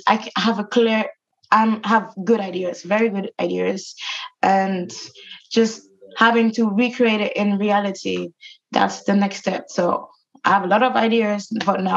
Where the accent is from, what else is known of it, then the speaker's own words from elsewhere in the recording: Germany; now in London, United Kingdom; I come from Germany and I come from from the countryside, and it was just full of like nature